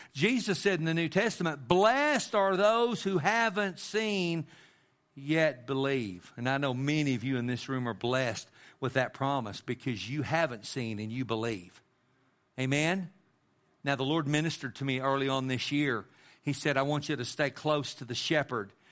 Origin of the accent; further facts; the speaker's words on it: Amarillo, Texas, United States; growing up in Amarillo, and I lived in Amarillo with my mom and my dad and my brother